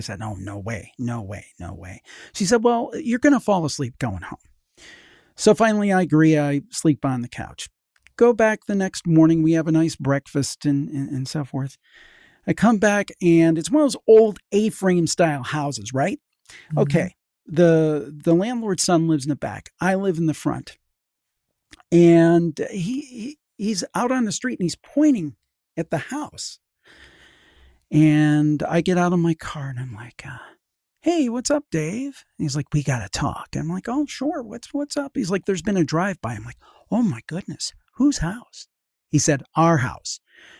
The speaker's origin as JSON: {"language": "English", "town": "Cleveland", "region": "Ohio", "country": "United States", "said": "I'm from the Cleveland area."}